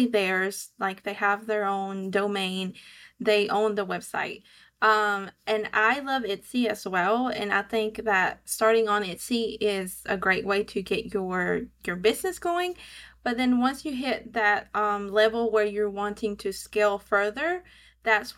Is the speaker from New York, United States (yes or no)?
no; Georgia, United States; accent: southern; I live in Georgia, so hence my southern accent